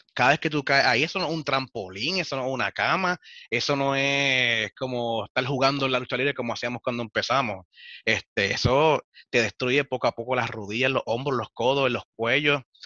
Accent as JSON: {"language": "Spanish", "country": "Puerto Rico"}